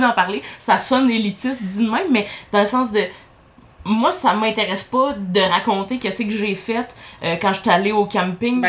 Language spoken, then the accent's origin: French; Saint-Eustache, Quebec, Canada; je viens de Saint-Eustache, hein, on a moins de gens de l'extérieur